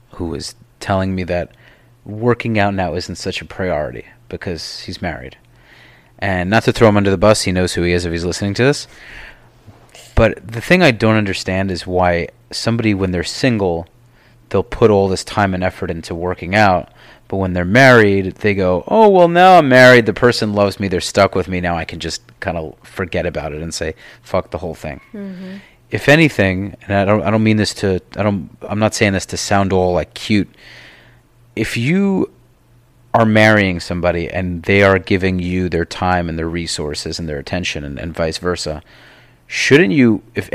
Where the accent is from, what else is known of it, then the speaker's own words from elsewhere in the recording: New York, United States; now in Miami, United States; I'm from New York.